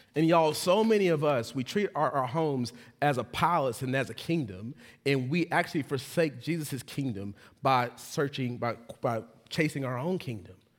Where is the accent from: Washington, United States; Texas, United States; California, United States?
Texas, United States; now in Charlotte, United States; I'm from Texas